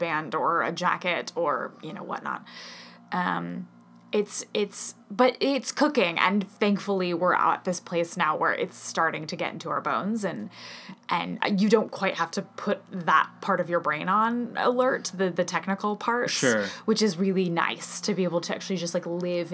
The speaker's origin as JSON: {"language": "English", "town": "Seattle", "region": "Washington", "country": "United States", "tie": "born or raised there", "also_born_or_lived": "New York", "moved": "yes", "said": "I grew up in Seattle"}